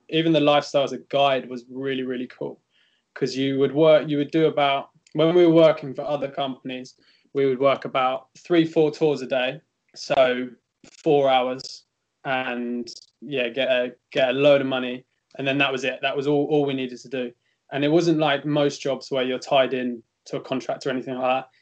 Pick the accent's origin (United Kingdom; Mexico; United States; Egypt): United Kingdom; England; now in Rome, Italy; we had the benefit of being English